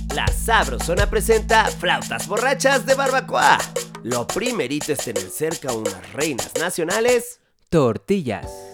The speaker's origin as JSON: {"language": "Spanish", "country": "Mexico", "said": "somos mexicanos"}